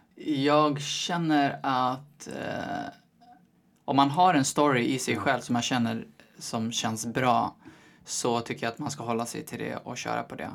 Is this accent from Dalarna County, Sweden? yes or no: no; Eskilstuna, Södermanland, Sweden; moved away as an adult; also born or lived in Hallstahammar; now in Stockholm, Sweden; jag är född och vuxen i Eskilstuna